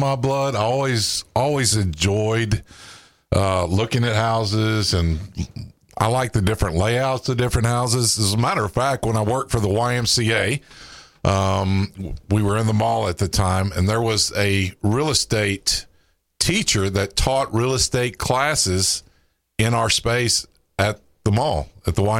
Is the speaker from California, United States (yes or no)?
no; Mason, Texas, United States; now in Kerrville, United States; I'm more from Kerrville now than I am from my hometown of Mason